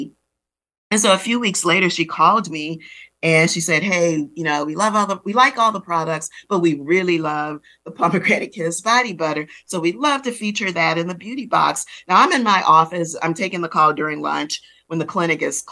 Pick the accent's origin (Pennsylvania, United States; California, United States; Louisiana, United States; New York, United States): Louisiana, United States; New Orleans; I'm a girl of the Gulf Coast, born and raised in New Orleans.